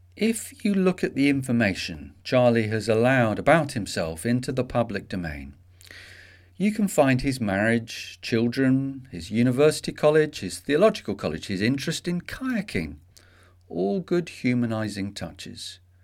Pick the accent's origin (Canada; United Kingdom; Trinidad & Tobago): United Kingdom; England; as we English call